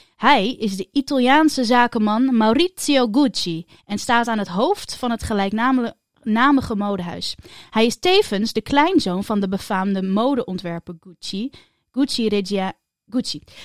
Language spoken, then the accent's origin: Dutch; Netherlands; wij als Nederlanders